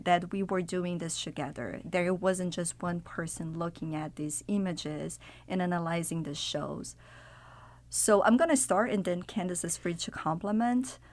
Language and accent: English; Brazil; moved away; I'm from Brazil originally. I'm from Latin America